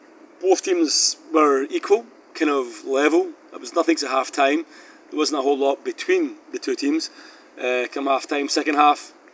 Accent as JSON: {"language": "English", "region": "Scotland", "country": "United Kingdom", "moved": "yes", "lives_now": "South Korea", "said": "I'm Scottish"}